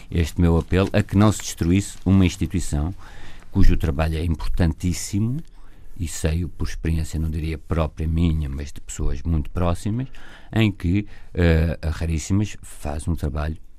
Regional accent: Azores, Portugal; eu, bem, eu, eu tá sou dos Açores

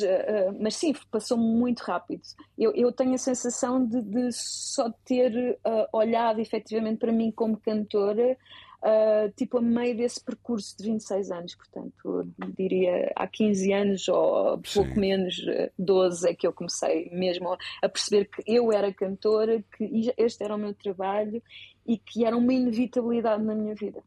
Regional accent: Portugal; also born or lived in Netherlands; Sendo portuguesa

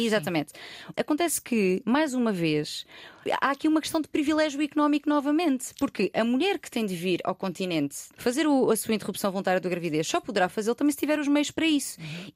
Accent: Loulé, Algarve, Portugal; eu sou de uma, de uma, cidade pequena, não sou de Lisboa

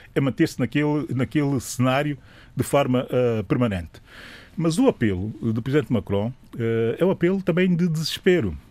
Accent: São Tomé & Príncipe; sou São Tomense

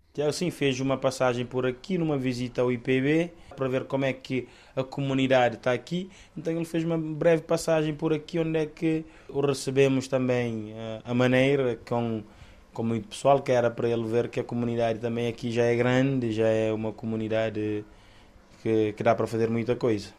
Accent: Santa Cruz, Santiago, Cape Verde; moved away as an adult; now in Bragança, Portugal; Eu sou de Cabo Verde, Ilha de Santiago, de uma zona do interior chamada Santa Cruz, concretamente Pedra Barejo.

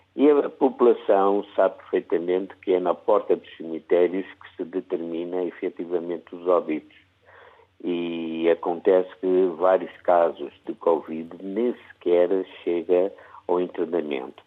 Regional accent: Angola; now in Porto, Portugal; eu como angolano

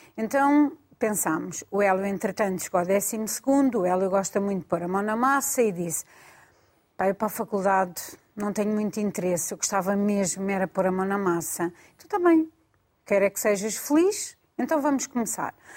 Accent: Mafra, Lisbon, Portugal; sou de Zona Saloé, sou de Mafra, e agora trabalho na Damaia

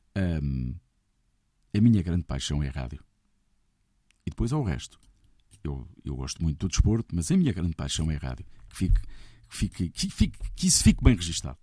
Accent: Santarém, Centro, Portugal; Santarém. onde eu nasci e onde eu comecei a fazer as primeiras emissões de rádio

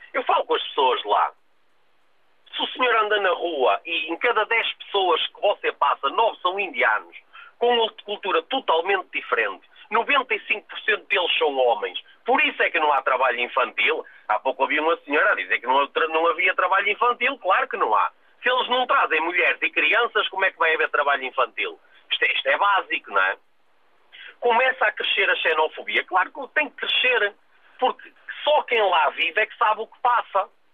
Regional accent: Portugal; Eu, como português

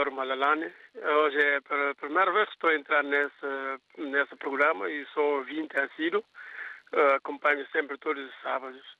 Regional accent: Guinea-Bissau; moved away as an adult; now in Portugal; eu sou guineense, estou cá há quatro anos, sou casado oficialmente no meu país, que é Guiné-Bissau.

